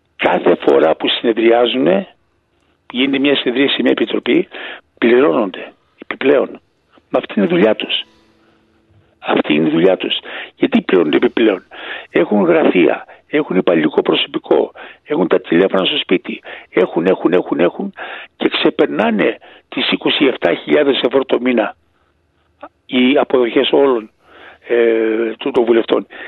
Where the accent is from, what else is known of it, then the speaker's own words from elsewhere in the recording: Greece; moved away; δεν πουλάω την πατρίδα μου